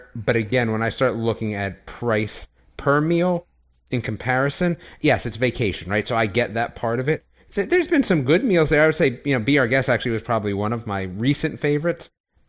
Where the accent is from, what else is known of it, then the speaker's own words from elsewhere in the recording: New Jersey, United States; moved away; being from New Jersey, we always had good Italian food, and now not living there